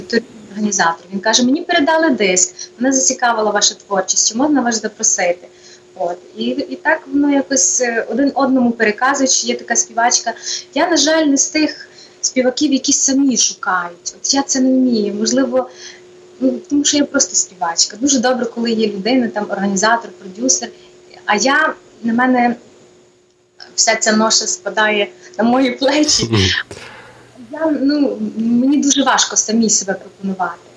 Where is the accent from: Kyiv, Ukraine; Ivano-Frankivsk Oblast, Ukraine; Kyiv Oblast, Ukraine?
Ivano-Frankivsk Oblast, Ukraine; Ivano-Frankivsk; moved away as an adult; also born or lived in New York, United States / New Jersey, United States; now in Connecticut, United States; я сама родом з Івано-Франківщини